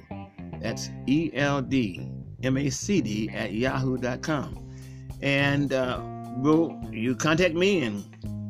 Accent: Akron, Ohio, United States; I grew up on the west side of Akron

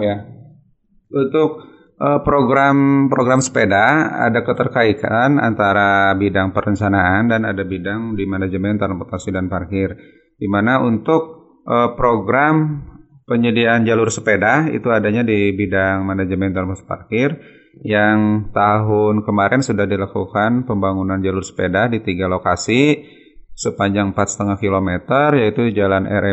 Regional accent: Sukabumi, West Java, Indonesia; now in Bandung, Indonesia; lahir di Sukabumi tanggal 17 Juni 1971

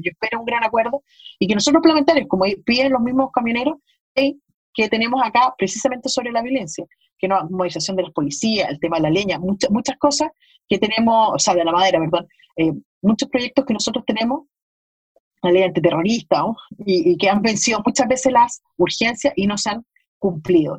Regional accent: Chile; como, chileno.

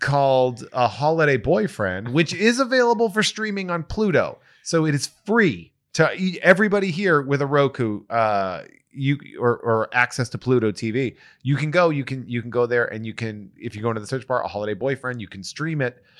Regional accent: Charlton, Massachusetts, United States; I grew up in Charlton, Mass

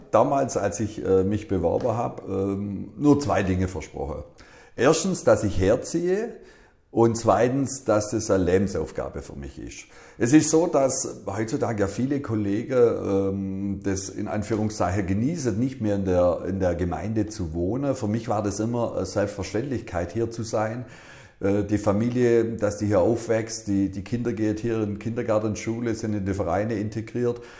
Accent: Ellwangen, Baden-Württemberg, Germany; ich bin halt ein gebürtiger Elwanger.

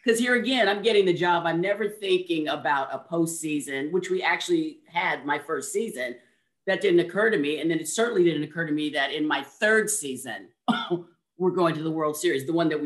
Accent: Oakland, California, United States; I was born in Oakland

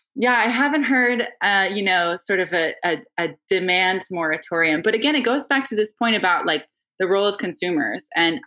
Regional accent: Northeast, United States; like a great example is I'm Irish Catholic from the Northeast, right?

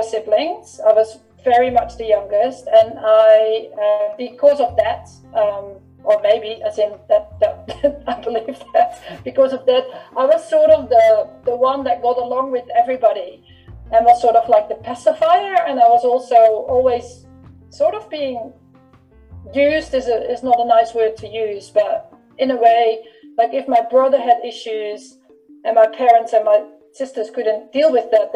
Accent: Netherlands; when I grew up in the Netherlands

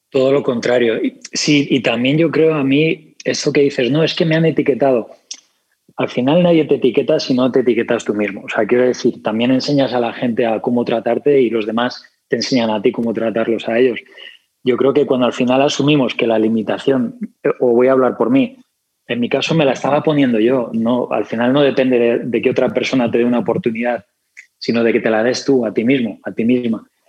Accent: Spain; accent: Spanish; me cuesta más hablar con mi acento español

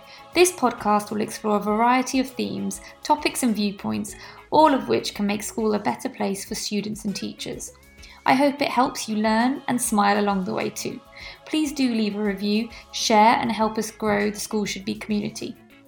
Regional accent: United Kingdom; especially as a British Pakistani teacher, whereby I live with extreme privilege in this country

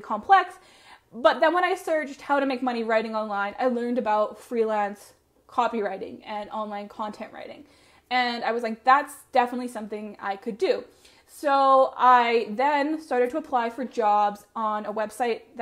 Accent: Medicine Hat, Alberta, Canada; I ended up moving back to my hometown of Medicine Hat

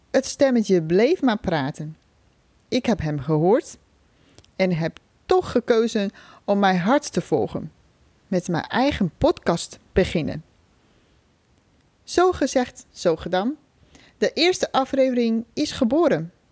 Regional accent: China; Dutch is a second language; moved away as an adult; now in Netherlands; Ik ben 33 jaar oud. Oorspronkelijk kom ik uit China. Voor de studie ben ik naar Nederland gekomen. Inmiddels woon ik hier al bijna 13 jaar.

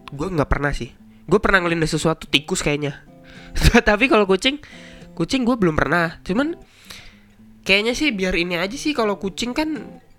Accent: Semarang, Central Java, Indonesia; born there; gue kan besar di keluarga Jawa gue lahir

